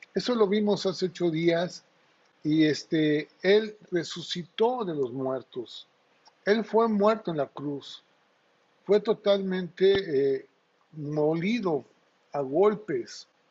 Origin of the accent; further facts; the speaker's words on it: Acayucan, Veracruz, Mexico; cuando era niño en, mi pueblo, ahí en Acayuca, en Veracruz